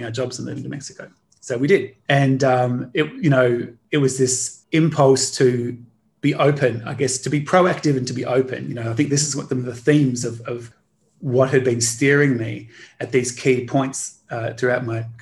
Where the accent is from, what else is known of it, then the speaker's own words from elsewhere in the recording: Australia; growing up in Australia, I grew up in a mud brick house